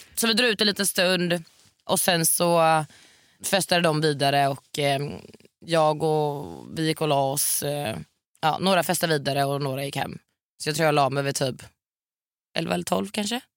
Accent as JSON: {"language": "Swedish", "town": "Varberg", "region": "Halland County", "country": "Sweden", "tie": "born or raised there", "moved": "yes", "said": "hemma i Varberg."}